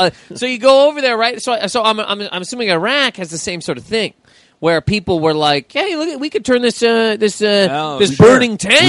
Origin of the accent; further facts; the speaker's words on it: Canada; I'm Canadian.